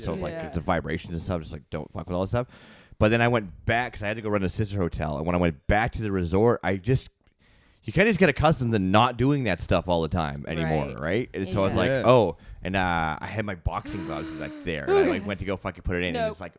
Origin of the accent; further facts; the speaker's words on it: Canada; We're Canadian.